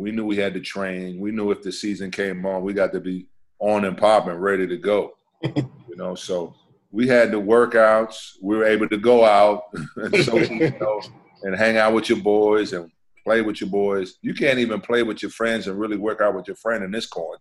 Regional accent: New York City, New York, United States; moved away as an adult; also born or lived in San Antonio; now in Houston, United States; I grew up right in the city. I grew up in Upper West Side, Manhattan.

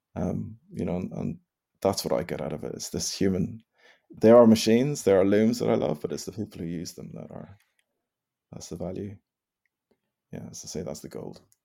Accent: Northern Ireland, United Kingdom; I was born and bred in Ireland, I, I don't have any Irish blood in me, per se

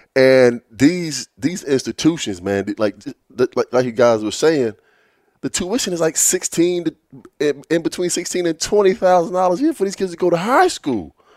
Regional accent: Virginia Beach, Virginia, United States; growing up in Virginia Beach

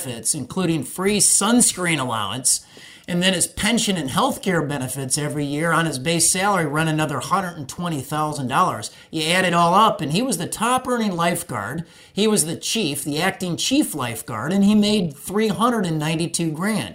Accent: Illinois, United States; we hail from Illinois

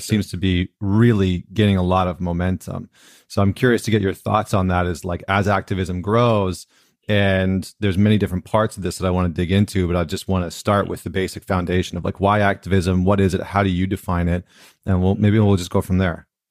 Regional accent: Canada; now in United States; being a Canadian that's moved down into the States

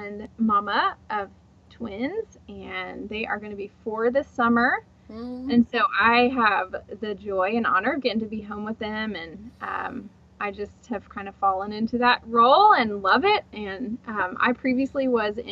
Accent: Houston, Texas, United States; also born or lived in Dallas, Texas; I grew up in Houston

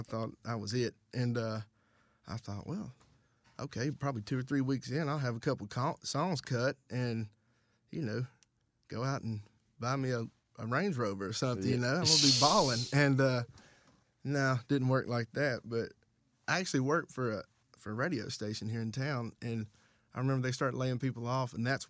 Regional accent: White Bluff, Tennessee, United States; now in Chattanooga, United States; I am from White Bluff, Tennessee, which is Dixon County, but grew up right on the county line between Cheatham County and Dixon County.

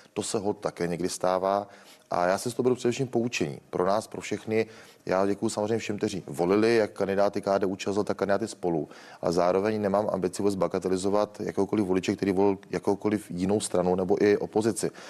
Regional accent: Kokory, Olomouc Region, Czechia; u nás v Roketnici nebo v Kokorách řeší obec, ze které pocházím

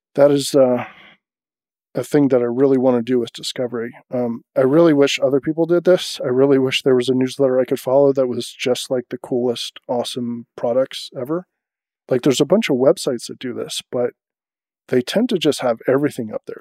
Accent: United States; as an American

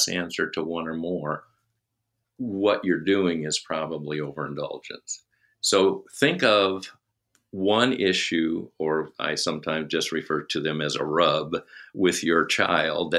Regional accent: Minnesota, United States; We said, Minnesota.

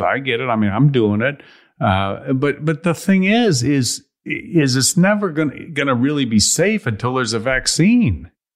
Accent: Chicago, Illinois, United States; I am from Chicago

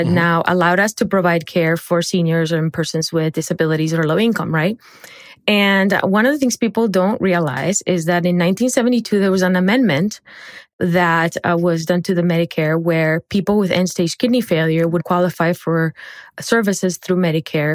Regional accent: Barranquilla, Atlántico, Colombia; moved away; I grew up in Barranquilla, Colombia.

